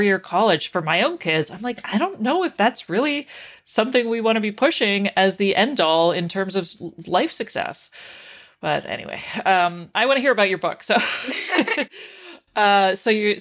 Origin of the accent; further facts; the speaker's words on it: Canada; I was raised in Canada